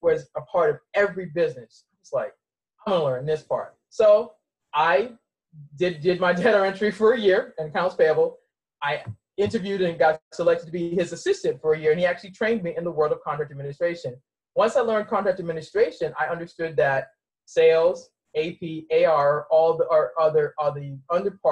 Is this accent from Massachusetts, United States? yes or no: yes; Boston, Massachusetts, United States; also born or lived in Mount Olive, North Carolina; I was raised in Boston and spent my summers in North Carolina